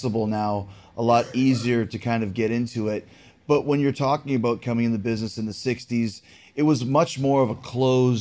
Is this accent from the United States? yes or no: no; Canada; I'm from Canada